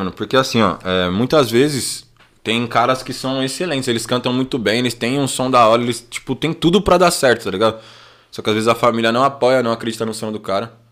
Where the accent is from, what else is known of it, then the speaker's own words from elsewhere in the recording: Guarulhos, São Paulo, Brazil; na época eu saí do Bom Sucesso. Bom Sucesso. É, né? no Cop, Bom Sucesso. É. Aí primeiro foi lá, depois eu fui parar no Cocá, aí ixi, morei em várias quebradas